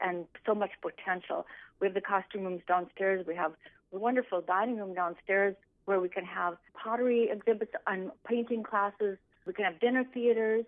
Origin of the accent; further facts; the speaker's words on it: Leeds, North Dakota, United States; moved away as an adult; also born or lived in Concordia; now in Stephen, United States; I grew up on a farm at Leeds, North Dakota